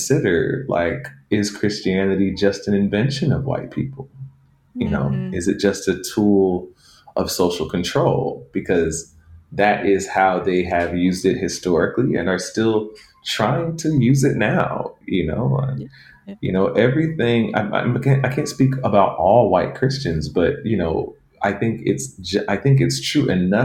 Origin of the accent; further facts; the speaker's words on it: Atlanta, Georgia, United States; I grew up in Atlanta, where the legacy of the civil rights movement is very potent there.